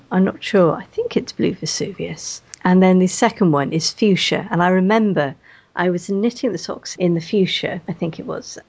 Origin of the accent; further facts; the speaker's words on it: Welsh, Wales, United Kingdom; being Welsh and having uh, uh relatives in West Wales